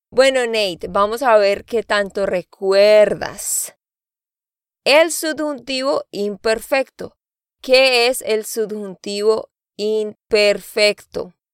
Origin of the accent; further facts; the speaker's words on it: Santander, Colombia; moved away; de Santander, Colombia.